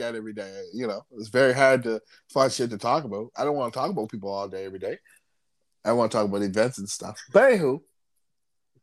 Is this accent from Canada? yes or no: yes; Canada; We're Canadian guys